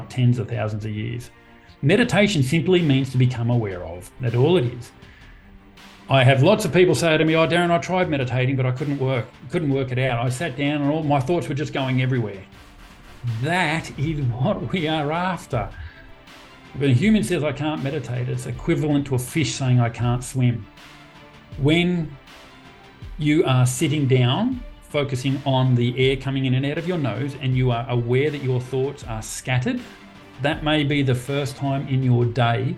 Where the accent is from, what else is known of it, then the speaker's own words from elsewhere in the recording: Sydney, New South Wales, Australia; also born or lived in Wangaratta, Victoria / Campbelltown; Born in Wangaratta, country Victoria, did 2 years of schooling there across 2 schools, then moved to Sydney, grew up in Moorbank, so Western Sydney, 1980s